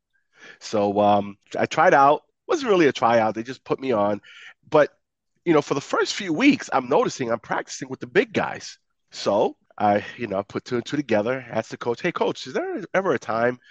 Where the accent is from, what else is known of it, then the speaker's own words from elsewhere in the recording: New York City, New York, United States; I grew up in the Bronx